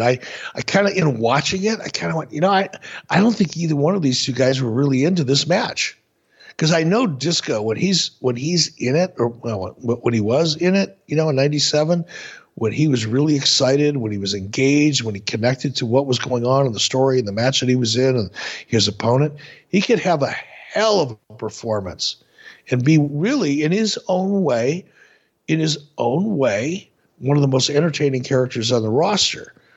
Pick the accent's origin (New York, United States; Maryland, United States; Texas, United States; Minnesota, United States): Minnesota, United States; Minneapolis; When I was a, a young kid growing up in Minneapolis, in my my mid teens, late teens